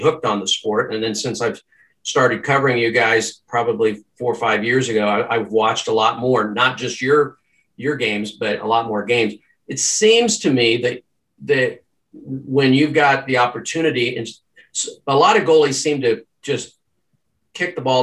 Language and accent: English; Kansas City, Missouri, United States; also born or lived in New York; I grew up here in Kansas City, but lived in New York